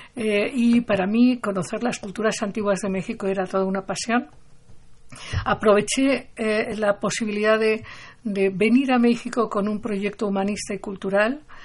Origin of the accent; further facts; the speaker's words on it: Barcelona, Catalonia, Spain; Yo, cuando era niña, yo nací en Barcelona